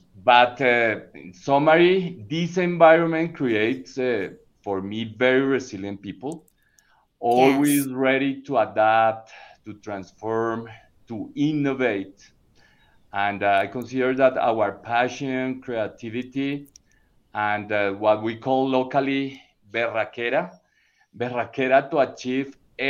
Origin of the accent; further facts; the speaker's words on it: Bogotá, Colombia; Yes, I'm originally from Bogota, born and raised in Bogota.